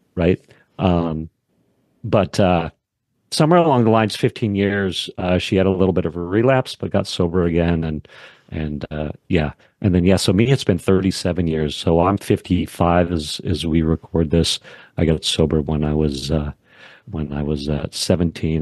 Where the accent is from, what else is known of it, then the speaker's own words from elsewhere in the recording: Wyoming, United States; I grew up in Wyoming